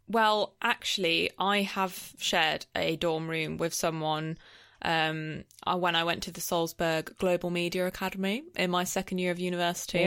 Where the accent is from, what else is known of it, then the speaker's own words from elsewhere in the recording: England, United Kingdom; I was from England.